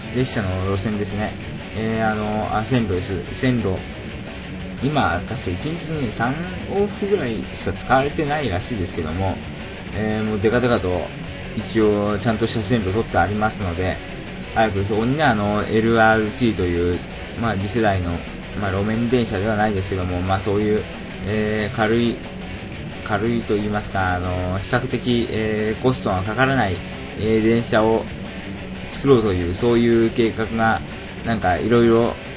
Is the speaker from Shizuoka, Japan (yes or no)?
yes; Shizuoka, Japan; now in Tokyo, Japan; 私の出身地、静岡県